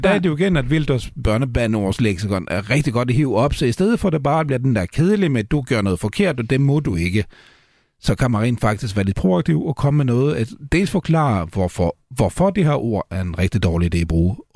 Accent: Sweden; Danish is a second language; nu er jeg jo svensker, uh, i hvert fald ifølge, ifølge mit pas

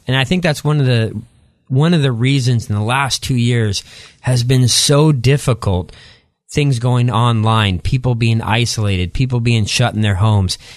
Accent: outside the Tri-Cities, Eastern Washington, United States; moved away as an adult; also born or lived in La Grande, Oregon; I grew up there, then moved across the state line to Eastern Washington and grew up in a small community, um, outside of the Tri-Cities in Eastern Washington

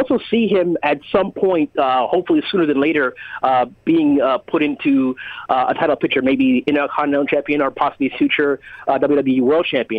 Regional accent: Toronto, Ontario, Canada; my hometown right here in Toronto, Canada.

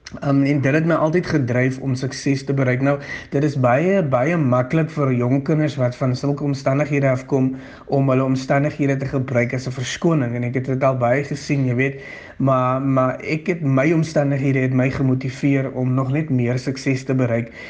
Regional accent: Eerste River, Western Cape, South Africa; ek is oorspronklik van Kleinvlei Eerste Rivier. Dit is waar ek gebore is en grootgeword

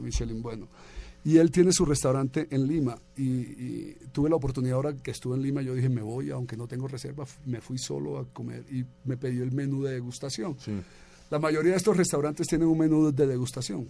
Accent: Colombia; also born or lived in Medellín / Bogotá / New York; soy colombiano

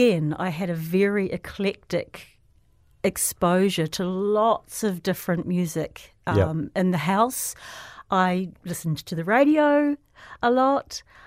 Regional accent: Ponsonby, Auckland, New Zealand; So I went to Ponsonby Primary School.

